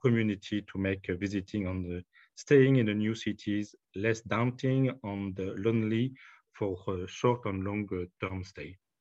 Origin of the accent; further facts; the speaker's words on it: France; accent: French; English is a second language; my French accent